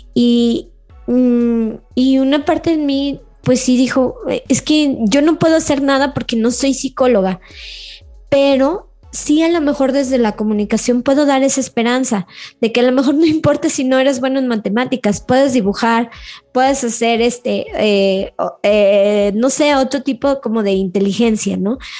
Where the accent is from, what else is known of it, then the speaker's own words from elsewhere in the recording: León, Guanajuato, Mexico; que somos de, que soy de León